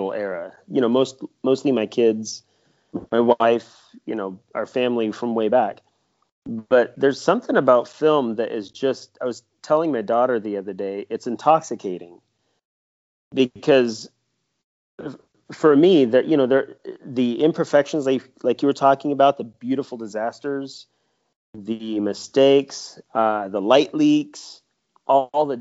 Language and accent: English; Kansas, United States; now in Vermont, United States; I'm from Kansas myself and I love my homeland